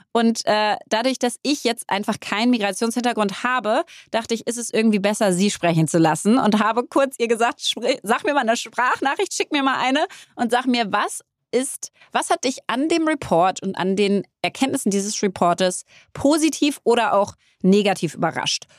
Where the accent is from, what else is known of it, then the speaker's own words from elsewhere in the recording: Berlin, Germany; ich bin Berlinerin